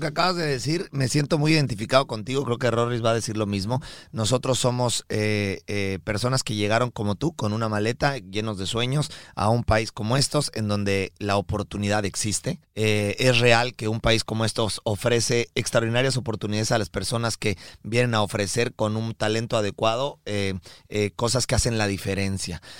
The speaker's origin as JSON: {"language": "Spanish", "country": "Mexico", "tie": "born or raised there"}